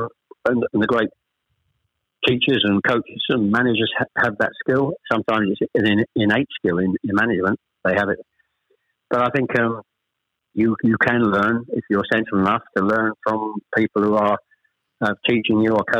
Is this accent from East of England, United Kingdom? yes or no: yes; Chelmsford, East of England, United Kingdom; also born or lived in Ashton-under-Lyne / Manchester; We actually moved south to Chelmsford when I was